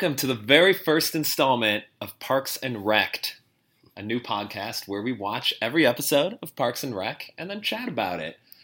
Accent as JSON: {"language": "English", "area": "the Chicago suburbs", "region": "Illinois", "country": "United States", "tie": "born or raised there", "said": "growing up in the Chicago suburbs, a lot of outdoor sort of malls"}